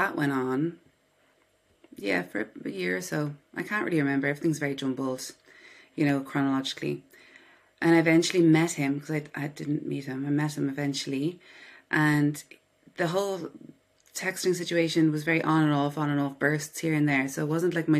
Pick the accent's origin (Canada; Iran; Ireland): Ireland; Dublin, Leinster; I was born in Dublin, Ireland. I live here on my own with my dog. Yeah, I grew up in the suburbs of Dublin, a suburb called Killiney.